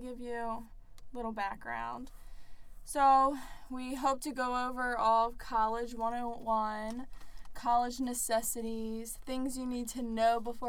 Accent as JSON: {"language": "English", "region": "Maryland", "country": "United States", "moved": "as an adult", "lives_now": "South Florida, United States", "said": "I'm from Maryland."}